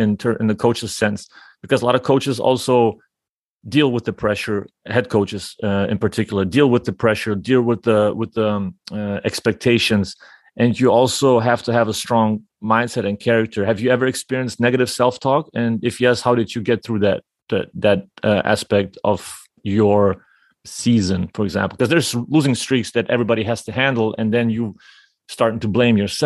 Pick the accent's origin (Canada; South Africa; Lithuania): Lithuania; me as a Lithuanian